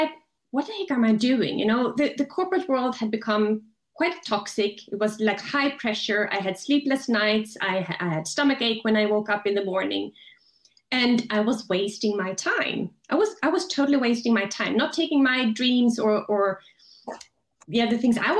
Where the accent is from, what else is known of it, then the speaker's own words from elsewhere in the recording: Sweden; now in Switzerland; I'm from Sweden originally